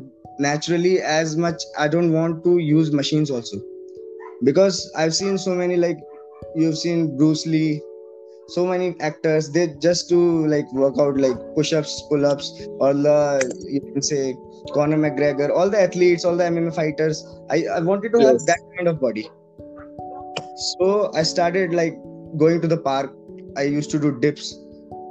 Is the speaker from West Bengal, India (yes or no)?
no; Delhi, India; moved away as an adult; also born or lived in Pune, Maharashtra; I'm basically was born and brought up in Delhi only. I did my education, I did everything in Delhi